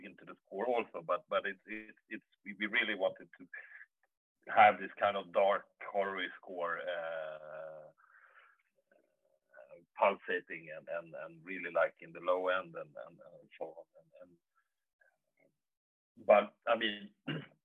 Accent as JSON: {"language": "English", "country": "Sweden", "said": "I'm from Sweden, and I work as a composer"}